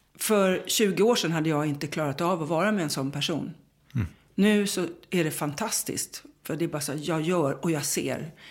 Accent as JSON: {"language": "Swedish", "country": "Sweden", "said": "jag är svensk"}